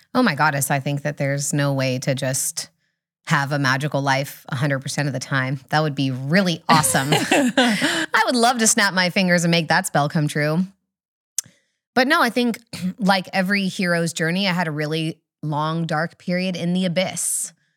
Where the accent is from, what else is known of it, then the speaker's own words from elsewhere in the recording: Humboldt County, Northern California, United States; I'm from Humboldt, slightly farther north